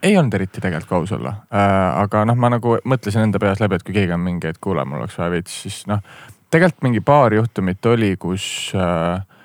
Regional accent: Viljandi, Viljandi County, Estonia; also born or lived in Amsterdam, Netherlands; now in Tallinn, Estonia; ma olen ise Viljandist pärit

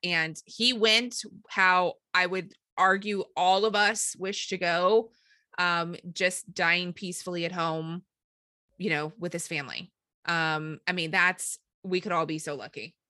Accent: St. Louis, Missouri, United States; we are from Saint Louis or the Saint Louis area.

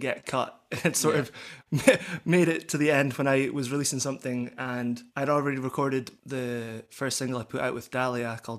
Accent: Aberdeen, Scotland, United Kingdom; moved away as an adult; now in Edinburgh, United Kingdom; I grew up in Aberdeen, and I came down to Edinburgh for university

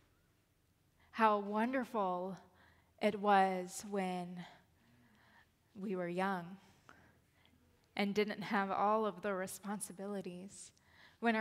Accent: Lakeland, Florida, United States; now in Gainesville, United States; it is also my hometown. It is the place where I grew up

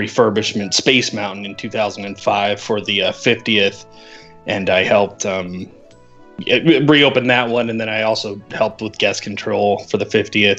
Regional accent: Southern California, United States; moved away as an adult; now in Texas, United States; I grew up in Southern California

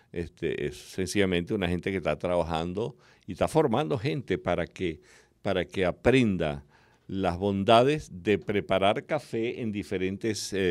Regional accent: Calabozo, Guárico, Venezuela; No, tú sabes que allá en, en mi pueblo, en Calabozo, y es la manera como yo he disfrutado, he disfrutado otras formas de tomar el café

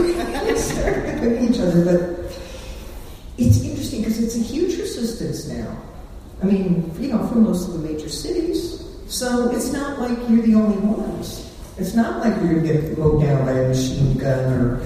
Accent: Chicago, Illinois, United States; I grew up in Chicago

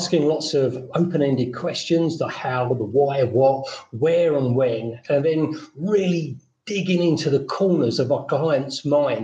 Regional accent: London, United Kingdom; moved away as an adult; now in Fethiye, Turkey; I'm British. I was born in South London. I'm now retired and living in Fethiye, Turkey

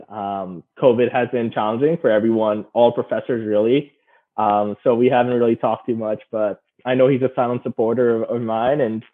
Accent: Dubai, United Arab Emirates; moved away; I was born and raised in Dubai.

